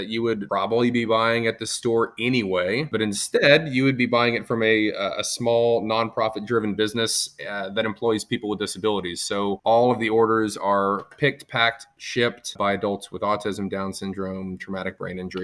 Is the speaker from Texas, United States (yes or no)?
yes; Texas, United States; I'm from Texas